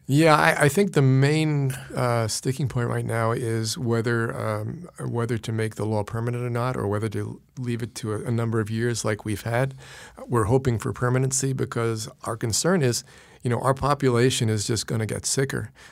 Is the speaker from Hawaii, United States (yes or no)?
no; New York City, New York, United States; also born or lived in Queens, New York; I was born in Brooklyn